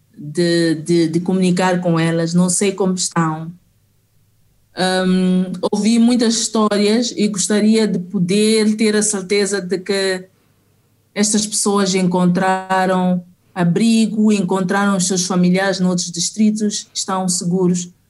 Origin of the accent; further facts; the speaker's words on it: Mozambique; como eu sou africana e também no caso de Moçambique, em particular, sou moçambicana